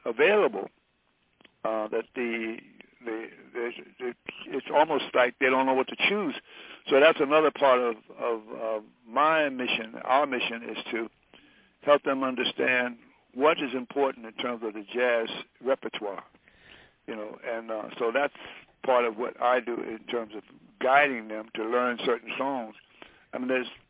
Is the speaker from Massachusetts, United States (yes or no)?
no; Detroit, Michigan, United States; moved away; growing up in Detroit, there weren't even the books